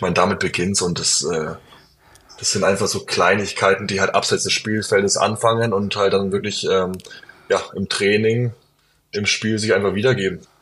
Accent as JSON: {"language": "German", "town": "Bayreuth", "region": "Bavaria", "country": "Germany", "tie": "born or raised there", "also_born_or_lived": "Bamberg / Würzburg", "moved": "yes", "lives_now": "Bonn, Germany", "said": "ich komme aus Bayreuth"}